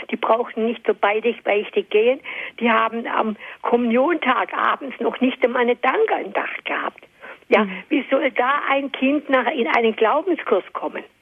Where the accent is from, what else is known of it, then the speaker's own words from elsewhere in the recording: Stuttgart, Baden-Württemberg, Germany; ich bin aus Stuttgart und der Pfarrer in unserer Gemeinde